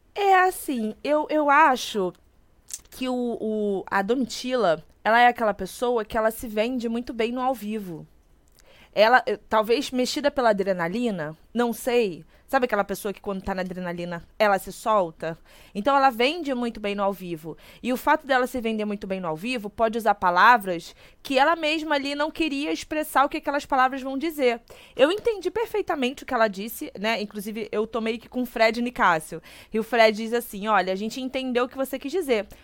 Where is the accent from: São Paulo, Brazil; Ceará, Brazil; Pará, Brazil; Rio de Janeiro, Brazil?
Rio de Janeiro, Brazil; eu sou da Zona Norte do Rio.